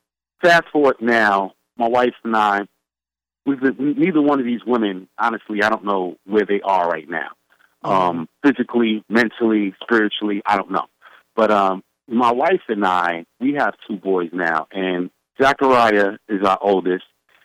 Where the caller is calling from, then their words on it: New York City, New York, United States; from the Subcon family. I'm calling from the Planet Brooklyn.